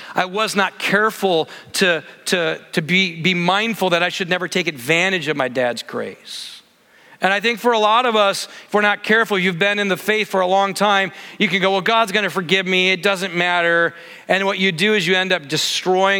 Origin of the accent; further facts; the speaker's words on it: Michigan, United States; I grew up in Michigan, lots of lakes everywhere